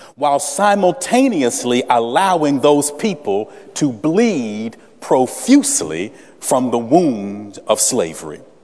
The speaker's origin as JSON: {"language": "English", "town": "Salem", "region": "Virginia", "country": "United States", "tie": "born or raised there", "moved": "yes", "said": "resident originally of the Commonwealth of Virginia, I was born in Salem, Virginia"}